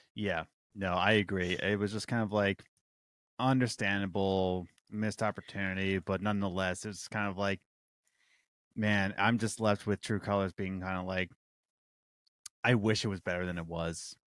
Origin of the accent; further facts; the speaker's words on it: Philadelphia, Pennsylvania, United States; born and raised in Philadelphia